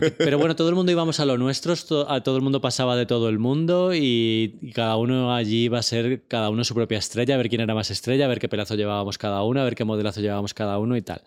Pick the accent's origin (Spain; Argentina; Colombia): Spain; Torrejón de Ardoz, Community of Madrid; Yo soy de Torrejón, o sea, estamos en la misma carretera de Barcelona.